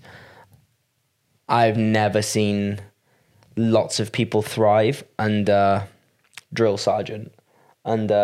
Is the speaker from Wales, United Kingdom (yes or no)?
yes; Wales, United Kingdom; I'm from Wales